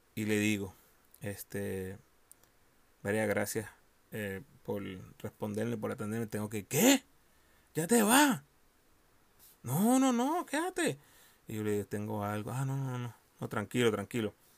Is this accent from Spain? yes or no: no; Puerto Rico; moved away; yo como boricua que soy